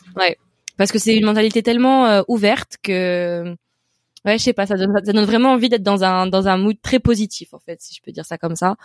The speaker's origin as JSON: {"language": "French", "town": "Paris", "region": "Île-de-France", "country": "France", "tie": "born or raised there", "also_born_or_lived": "Brest", "moved": "as an adult", "lives_now": "Dublin, Ireland", "said": "je suis née à Brest, mais j'ai vécu toute ma vie à Paris"}